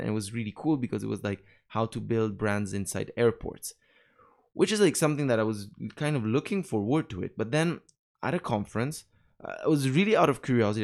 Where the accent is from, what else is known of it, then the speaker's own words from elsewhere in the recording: Naples, Campania, Italy; English is a second language; moved away as an adult; also born or lived in Rome, Italy / Montreal, Canada / Paris, France / Dubai, UAE; I'm from Napoli, from the south